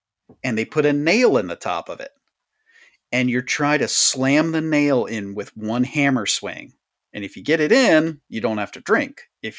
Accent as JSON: {"language": "English", "town": "Sharptown", "region": "Maryland", "country": "United States", "said": "I was like, I'm a hillbilly from Sharptown. We didn't do that."}